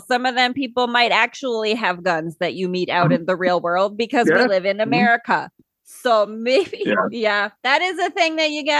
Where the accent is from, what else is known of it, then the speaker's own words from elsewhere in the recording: the Dakotas, United States; we're from the Dakotas, but we're not actual farmers ourselves. So we grew up around it enough